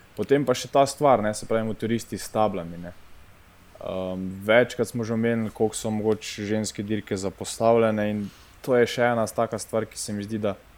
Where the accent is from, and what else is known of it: Slovenia